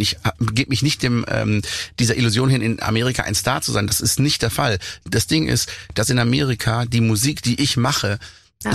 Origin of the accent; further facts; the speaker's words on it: Black Forest, Baden-Württemberg, Germany; meine Heimat berücksichtigt, wo ich lebe, eben auf 1000 Meter im Schwarzwald